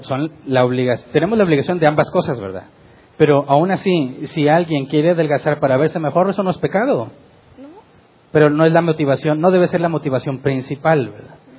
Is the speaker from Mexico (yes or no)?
yes; Mexico; como decimos mexicanos